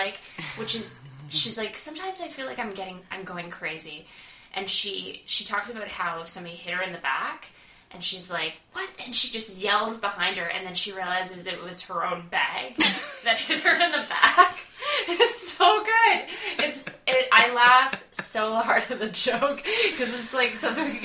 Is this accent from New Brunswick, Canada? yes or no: no; Victoria, British Columbia, Canada; I'm from Victoria.